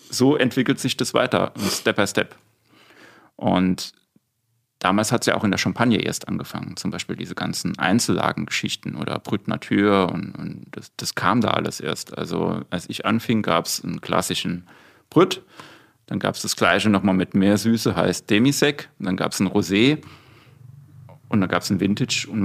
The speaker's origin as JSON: {"language": "German", "region": "Saarland", "country": "Germany", "tie": "born or raised there", "also_born_or_lived": "Austria", "moved": "yes", "lives_now": "Palatinate, Germany", "said": "als gebürtiger Saarländer"}